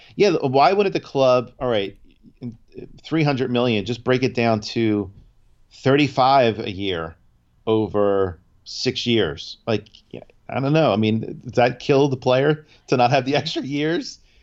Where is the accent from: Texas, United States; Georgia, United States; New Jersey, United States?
New Jersey, United States; we're from Jersey